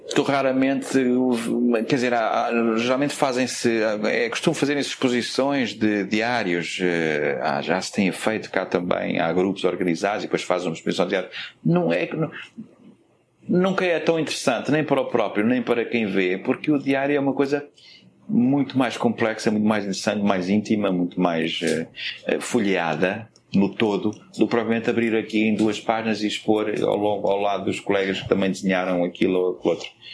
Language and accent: Portuguese; Portugal; moved away; até nós saímos de Portugal